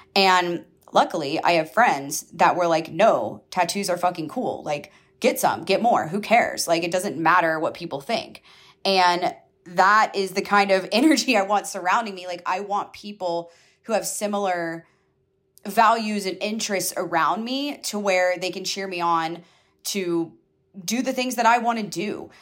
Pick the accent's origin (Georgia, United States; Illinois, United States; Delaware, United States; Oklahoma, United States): Georgia, United States; I grew up in Georgia, so I grew up in the South